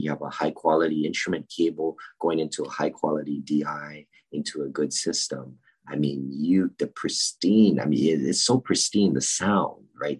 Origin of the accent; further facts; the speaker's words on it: Honolulu, Hawaii, United States; I was born and raised in Honolulu, Hawaii